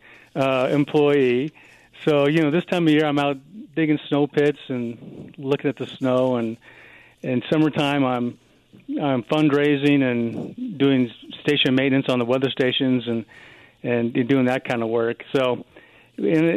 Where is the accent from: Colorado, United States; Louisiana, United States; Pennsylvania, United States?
Colorado, United States; Colorado Springs; I was born and raised in Colorado Springs. And just living in Colorado all my life